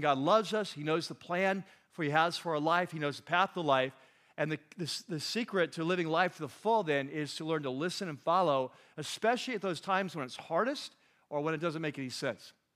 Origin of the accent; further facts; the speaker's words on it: California, United States; We're from California.